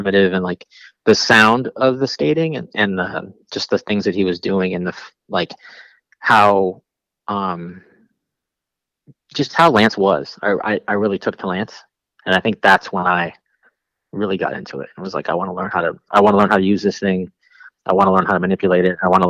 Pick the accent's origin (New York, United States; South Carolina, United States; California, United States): California, United States; Lakewood; also born or lived in Bellflower / Downey / Norwalk / Bell Gardens; No. So I was born in Lakewood, but then I bounced around that whole zone, like Lakewood, Bellflower, Downey, you know, Norwalk, Bell Gardens, like that whole zone, Pico Rivera, that whole zone right there